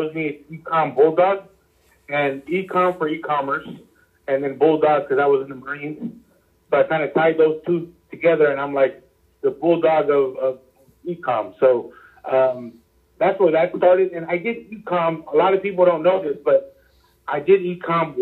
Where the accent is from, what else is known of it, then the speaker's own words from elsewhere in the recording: Los Angeles, California, United States; I grew up in LA, Hollywood, like near Hollywood